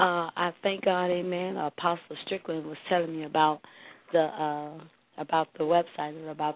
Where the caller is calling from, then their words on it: Temple, Texas, United States; I'm calling from Temple, Texas.